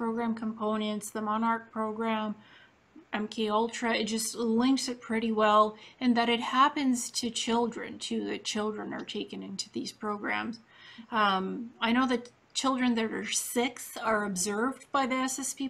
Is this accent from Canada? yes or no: yes; Canada; also born or lived in Ukraine / Israel; Then I moved to Canada